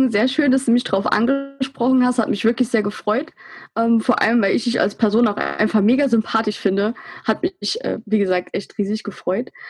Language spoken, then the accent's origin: German; Saarland, Germany; Ähm, prinzipiell bin ich 24 Jahre alt. Ich komme aus dem Saarland, in der Nähe vom Brustalsee.